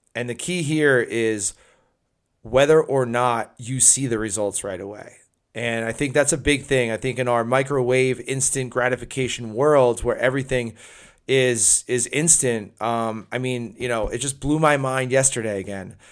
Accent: New Jersey, United States; my home state of New Jersey

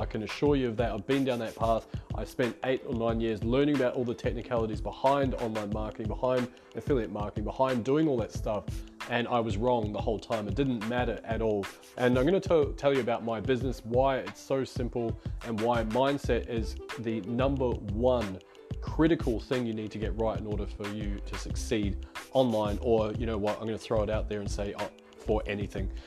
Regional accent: New Zealand; moved away as an adult; now in Melbourne, Australia; I'm based out of Melbourne, Australia. I come from New Zealand

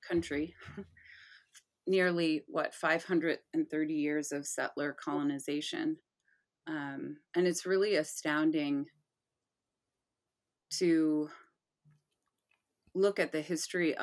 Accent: Michigan, United States; I was raised in Michigan.

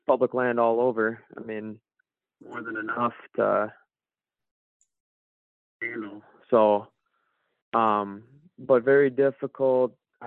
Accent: Zimmerman, Minnesota, United States; also born or lived in Duluth, Minnesota; now in Ely, United States; I grew up in Zimmerman

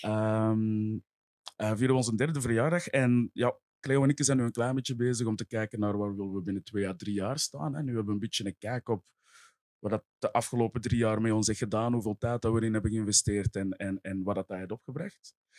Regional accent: Essen, Flanders, Belgium; ik ben zelf van Essen tegen de, tegen de Noorderkempen, tegen Roosendaal

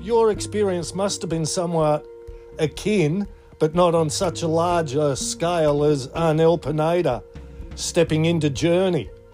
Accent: Australia; I'm second generation Aussie with Shetland heritage

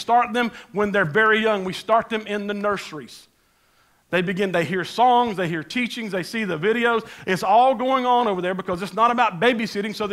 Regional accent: United States

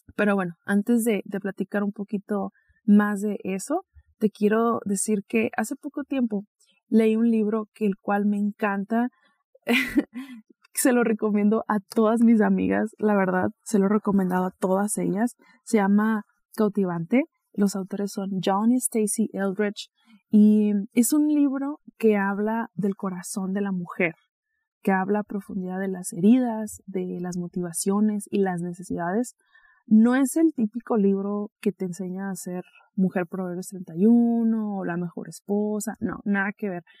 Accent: Mexicali, Baja California, Mexico; now in Guadalajara, Mexico; pronto me voy a estar mudando a mi natal Mexicali

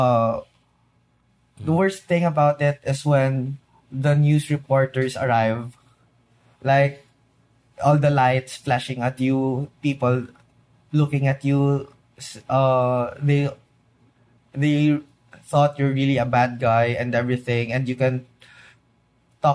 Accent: Philippines; being a Filipino inside

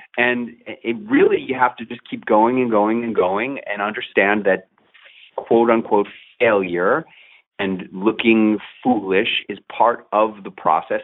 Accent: New York, United States; NBC New York. That's my hometown station

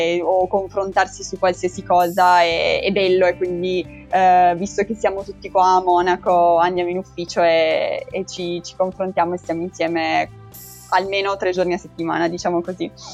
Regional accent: Turin, Piedmont, Italy; moved away as an adult; also born or lived in Bologna; now in Munich, Germany; io sono di Torino, sono partita da, da Torino e sono venuta qua

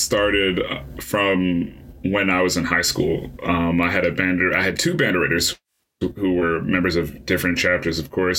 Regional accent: Fort Lauderdale, Florida, United States; now in Tallahassee, United States; I am a fourth year music education student from Fort Lauderdale, Florida.

